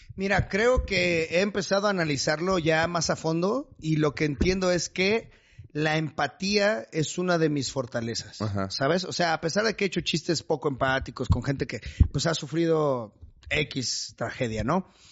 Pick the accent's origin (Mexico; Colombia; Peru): Mexico; Chimalhuacán, State of Mexico; moved away; enamorado de Chimalhuacán